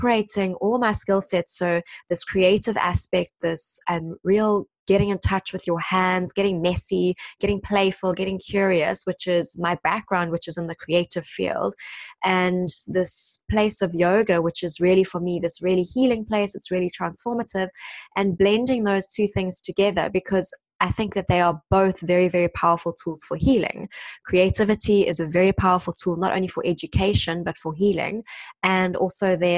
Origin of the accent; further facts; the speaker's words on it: South Africa; moved away as an adult; now in London, United Kingdom; I'm South African and I've been in London now for the past 7 years almost